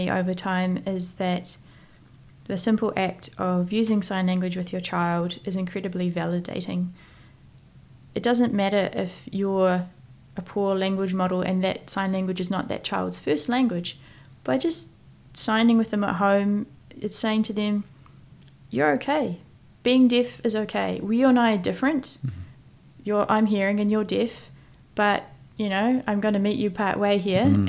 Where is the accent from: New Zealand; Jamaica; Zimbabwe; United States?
New Zealand; accent: Kiwi; also born or lived in United Kingdom